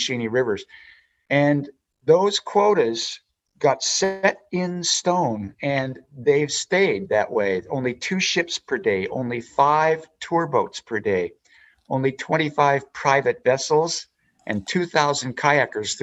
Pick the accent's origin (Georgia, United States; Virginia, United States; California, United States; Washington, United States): Washington, United States; Spokane; I was raised in Spokane, Washington